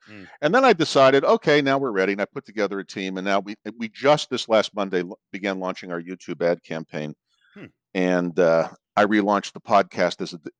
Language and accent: English; Miami Beach, Florida, United States; also born or lived in Pittsburgh; now in Phoenix, United States; I was born in Miami Beach. I was raised between Miami Beach and Pittsburgh. Long story. Ended up in Arizona.